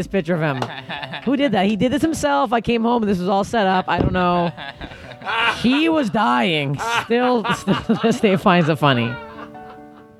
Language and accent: English; Canada; I'm Canadian.